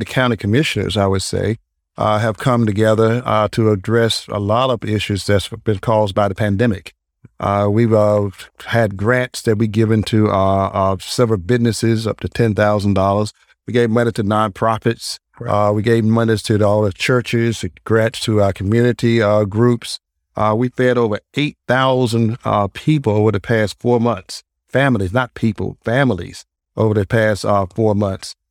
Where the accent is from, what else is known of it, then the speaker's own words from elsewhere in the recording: Durham, North Carolina, United States; moved away as an adult; now in Greensboro, United States; I'm originally from Durham, uh, which is a very progressive uh, town, also